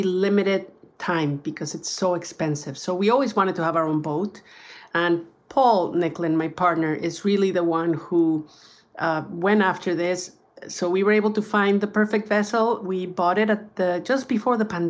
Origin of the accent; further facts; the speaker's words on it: Mexico; Baja in Mexico, my home country.